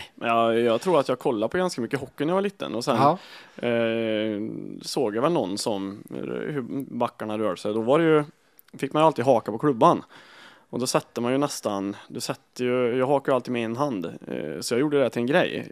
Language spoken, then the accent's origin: Swedish; Kil, Värmland, Sweden; jag var eh, från Kil